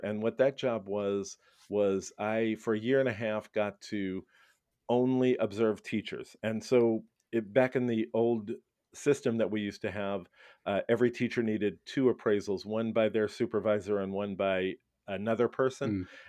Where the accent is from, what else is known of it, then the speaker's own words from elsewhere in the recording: Brooklyn, New York, United States; I was born and raised in Brooklyn, New York, the garden spot of America. Happy to be a New Yorker. I had such a great upbringing in New York, and it's a great place to grow up, I have to say.